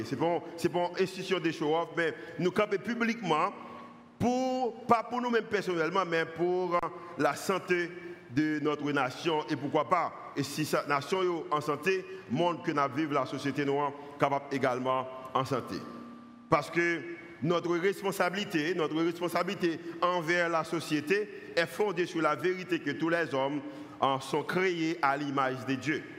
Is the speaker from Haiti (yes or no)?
yes; Haiti; en tant qu'haïtien